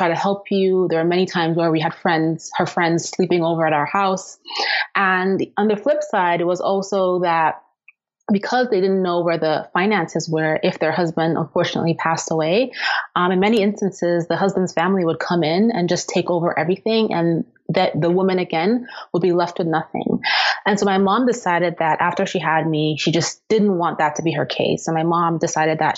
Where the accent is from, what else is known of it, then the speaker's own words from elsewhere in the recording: Austria; moved away as an adult; also born or lived in Nigeria; now in United States; I was born in Austria